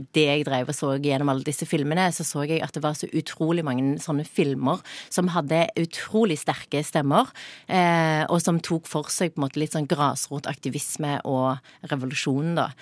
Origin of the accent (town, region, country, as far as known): Sørlandet, Agder, Norway; accent: Sørlandet dialect